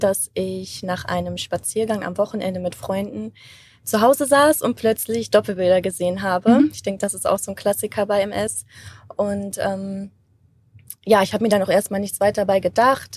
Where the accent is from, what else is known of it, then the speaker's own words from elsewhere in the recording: Germany; ich bin Deutsche